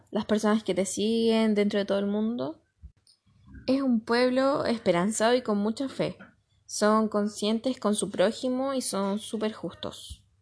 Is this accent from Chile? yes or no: yes; Chile; soy chileno